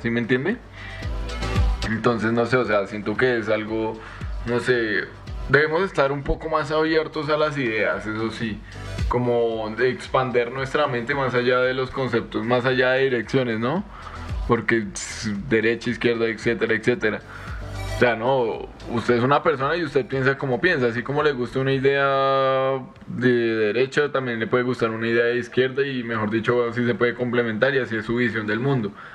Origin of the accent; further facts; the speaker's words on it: Colombia; yo me siento muy colombiano